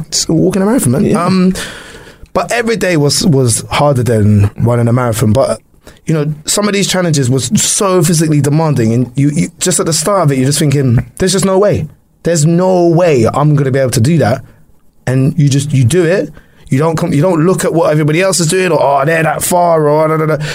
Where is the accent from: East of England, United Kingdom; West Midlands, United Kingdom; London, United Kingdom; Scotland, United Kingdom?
London, United Kingdom; I'm from London